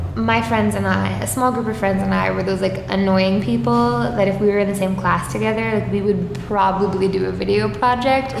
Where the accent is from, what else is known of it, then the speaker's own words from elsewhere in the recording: Suffolk County, Long Island, New York, United States; also born or lived in Boston; I'm from Suffolk County, which is more like the middle to the east part of the island.